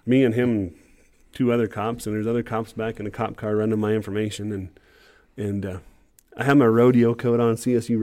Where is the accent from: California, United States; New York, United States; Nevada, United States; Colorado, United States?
Colorado, United States; Windsor; also born or lived in Fort Collins, Colorado; I grew up on the Windsor exit 925. I went to school in Fort Collins.